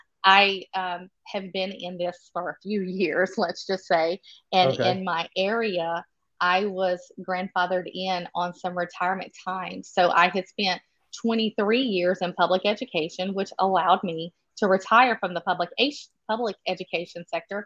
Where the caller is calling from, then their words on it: near Baton Rouge, Louisiana, United States; I am calling in from about an hour and a half outside of actually New Orleans. I'm more toward the capital city of Baton Rouge. I have been an educator in the state of Louisiana my entire life.